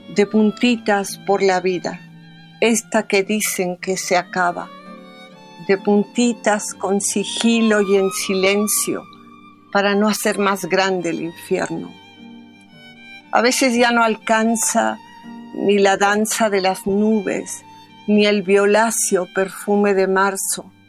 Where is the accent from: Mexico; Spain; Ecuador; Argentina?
Mexico; Mexico City; nací en México, en la vieja colonia Roma